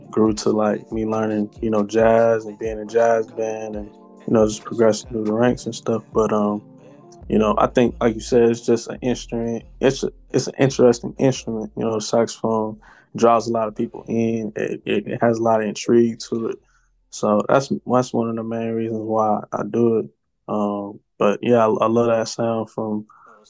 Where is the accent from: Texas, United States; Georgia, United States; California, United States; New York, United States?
Georgia, United States; Atlanta; also born or lived in Cincinnati, Ohio; I came down to Atlanta since I was about six or so. So I've been kicking it down here ever since then.